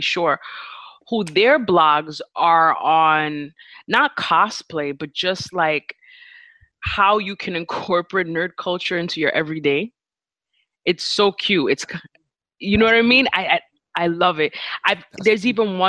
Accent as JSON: {"language": "English", "region": "New York", "country": "United States", "said": "I'm from New York"}